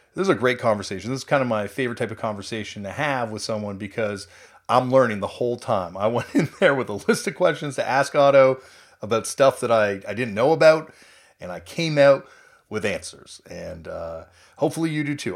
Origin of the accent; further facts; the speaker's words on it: Southern Ontario, Canada; Growing up in Southern Ontario